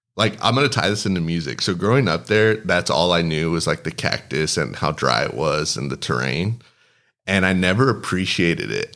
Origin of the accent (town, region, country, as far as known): Del Rio, Texas, United States; born or raised there; first language Spanish; English is a second language